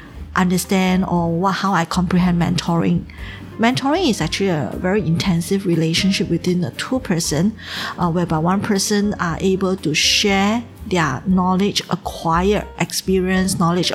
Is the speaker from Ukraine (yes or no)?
no; Singapore; moved away as an adult; now in Shanghai, China; I'm from Singapore. I came to Shanghai in 2011, May.